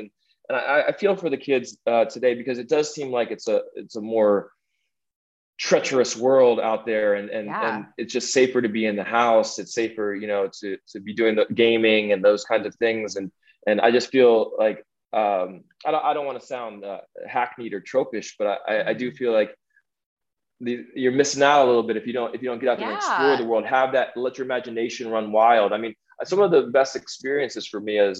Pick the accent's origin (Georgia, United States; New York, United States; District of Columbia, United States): District of Columbia, United States; Washington; born or raised there